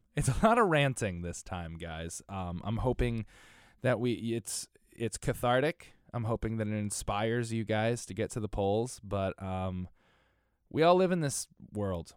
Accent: Connecticut, United States; moved away as an adult; we grew up in Connecticut

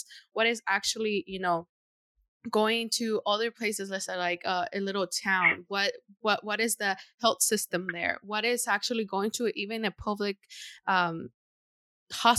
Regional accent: Honduras; now in United States; living over there and then migrating here

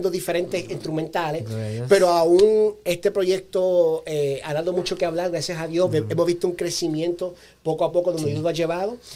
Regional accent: Moca, Puerto Rico; also born or lived in United States; nací en Estados Unidos, pero viví muchos años en Puerto Rico. Soy boricua, padre puertorriqueño, un pueblo muy pequeño que se llama Moca, Moca, Puerto Rico.

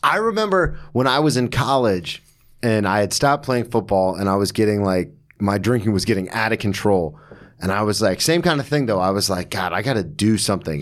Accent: Florida, United States; moved away as an adult; also born or lived in Daytona / Oklahoma City; now in New York, United States; So I've born and raised in Florida my whole life.

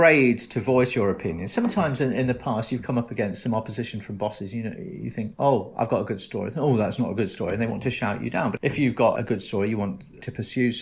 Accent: Northamptonshire, East Midlands, United Kingdom; moved away; I'm from Northamptonshire originally

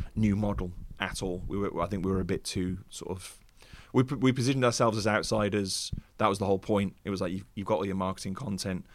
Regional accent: Wolverhampton, West Midlands, United Kingdom; moved away as an adult; also born or lived in London; I traveled in from Wolverhampton, went down to London

